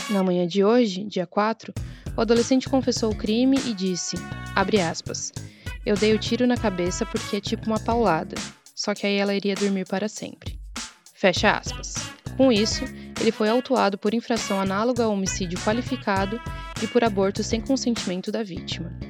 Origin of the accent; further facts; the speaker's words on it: Blumenau, Santa Catarina, Brazil; Eu sou de Blumenau, fui uma criança que nasceu no lugar certo, em uma família que me deu condição de ter acesso ao esporte.